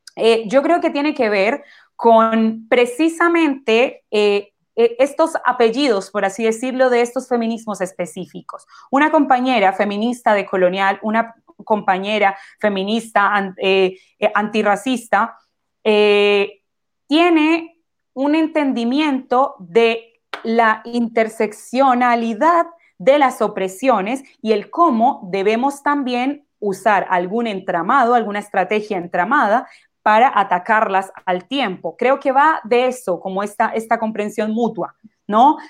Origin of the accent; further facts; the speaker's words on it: Colombia; now in Chile; Yo me considero una persona afrodescendiente, eh, soy colombiana